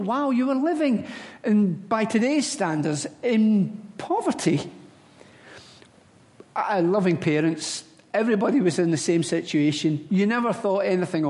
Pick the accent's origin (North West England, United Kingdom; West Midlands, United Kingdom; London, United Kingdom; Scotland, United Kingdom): Scotland, United Kingdom; Glasgow; moved away; I was born in the Gorbals and I went to school in the Gorbals